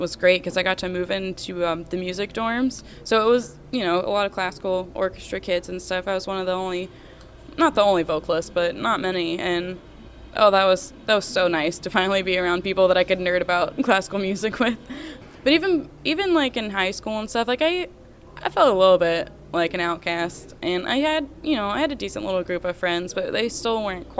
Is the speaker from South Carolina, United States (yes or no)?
yes; South Carolina, United States; also born or lived in Greenville; I'm from South Carolina.